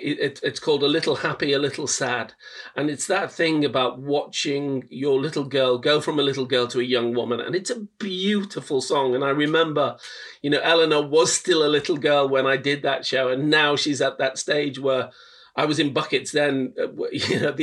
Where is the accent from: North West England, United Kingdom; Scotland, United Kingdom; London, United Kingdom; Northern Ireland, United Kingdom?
North West England, United Kingdom; Liverpool; I'm from Liverpool, working class Liverpool